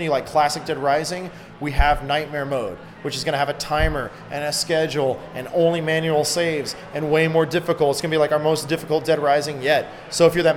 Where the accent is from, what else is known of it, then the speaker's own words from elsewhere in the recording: Texas, United States; I'm from Texas